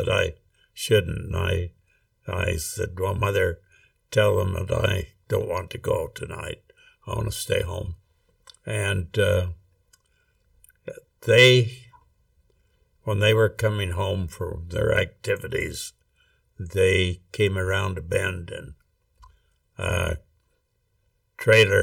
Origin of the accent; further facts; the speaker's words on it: Rexburg, Idaho, United States; I grew up in Rexburg, Idaho, actually out in Hibbard, which is 4 miles out of Rexburg.